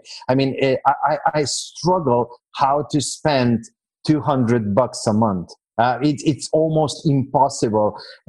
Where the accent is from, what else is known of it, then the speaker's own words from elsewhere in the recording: Slovenia; now in Serbia; Today, I'm living in Serbia. So for the past year and a few months, I'm living in Serbia, which is, well, if your audience is a tad bit older, they might remember a country that used to be called Yugoslavia